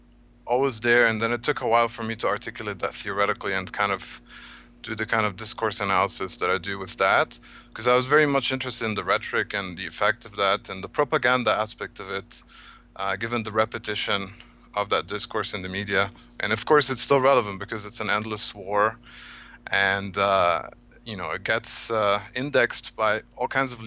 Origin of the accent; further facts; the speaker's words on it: Cairo, Cairo Governorate, Egypt; moved away; I'm originally from Egypt. I was born and grew up in Cairo.